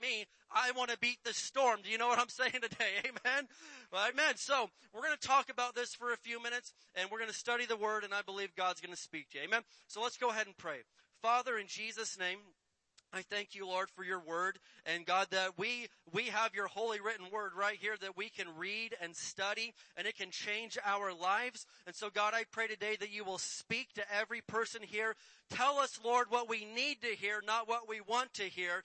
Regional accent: Indiana, United States; Where I grew up in Indiana, there was lots of tornadoes.

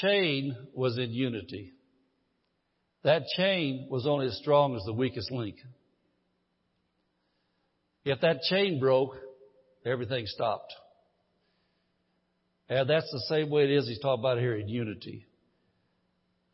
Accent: Midwest, United States; moved away as an adult; I grew up in the Midwest, lived in the Midwest for 54 years.

